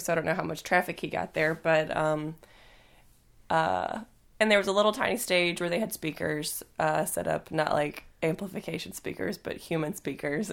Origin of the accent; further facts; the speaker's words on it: the South, United States; moved away; I'm from the South